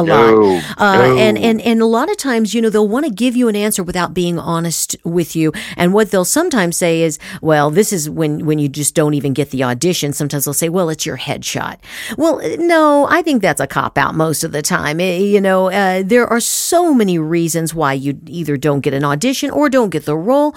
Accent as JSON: {"language": "English", "region": "Southern California", "country": "United States", "tie": "born or raised there", "said": "I grew up in Southern California"}